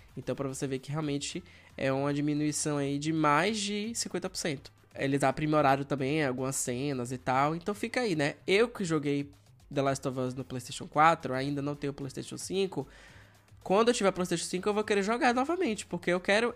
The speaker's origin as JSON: {"language": "Portuguese", "town": "Feira de Santana", "region": "Bahia", "country": "Brazil", "tie": "born or raised there", "also_born_or_lived": "Salvador", "said": "Eu saí do interior, na época Feira de Santana, e fui para morar na capital, né? Passei no vestibular, fui morar na capital, Salvador."}